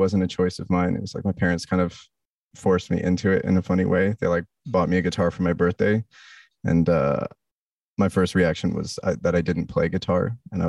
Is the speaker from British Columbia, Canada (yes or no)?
yes; Bowen Island, British Columbia, Canada; moved away as an adult; also born or lived in Toronto, Canada; now in Montreal, Canada; Born in Toronto, moved to the West Coast as a kid. Okay. And then I grew up on an island called Bowen Island.